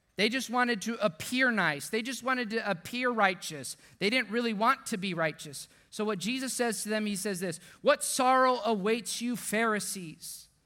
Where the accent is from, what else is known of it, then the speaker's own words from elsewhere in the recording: deep South Texas, United States; now in San Antonio, United States; my hometown in South Texas, deep South Texas